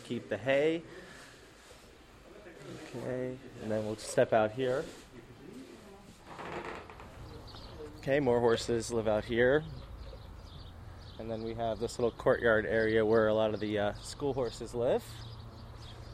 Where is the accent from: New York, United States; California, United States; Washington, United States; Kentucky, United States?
New York, United States; New York City; I grew up in New York City